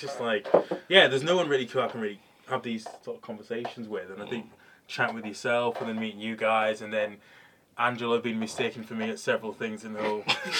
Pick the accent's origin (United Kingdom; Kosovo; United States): United Kingdom; Yeah, I guess growing up in Plaiton, somewhere like Wivenhoe, which is very similar to you lot, it's a seaside town. My mum and dad are still like the only black family there